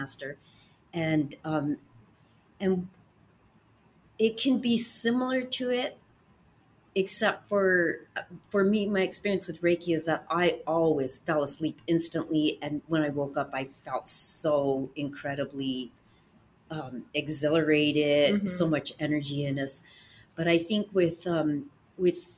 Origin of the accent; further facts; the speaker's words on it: United States; as an American woman